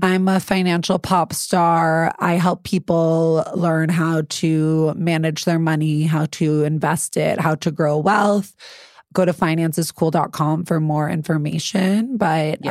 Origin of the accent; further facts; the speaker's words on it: New York City, New York, United States; I'm really from the Upper East Side